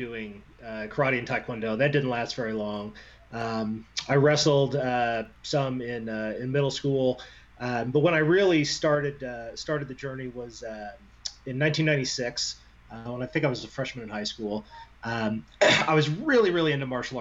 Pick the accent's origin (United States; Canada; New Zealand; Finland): United States; Indiana; I'm from Indiana